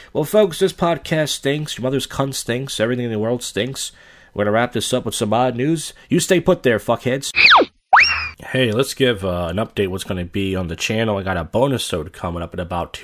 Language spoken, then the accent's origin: English; Philadelphia, Pennsylvania, United States; I'm from Philly.